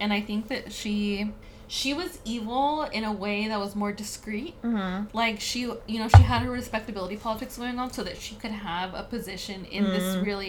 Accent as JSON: {"language": "English", "area": "Bay Area", "region": "California", "country": "United States", "tie": "born or raised there", "said": "growing up in the Bay Area, we have really nice, like, mountain landscapes."}